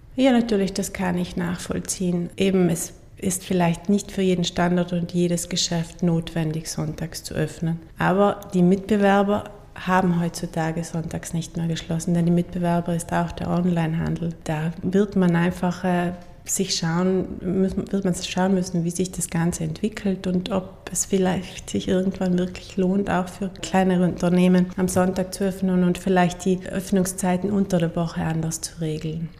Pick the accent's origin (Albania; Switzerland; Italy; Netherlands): Italy; Wiesen, Trentino-Alto Adige; also born or lived in Innsbruck / Munich; ich bin ja selber in Wiesen geboren, also neben Sterzing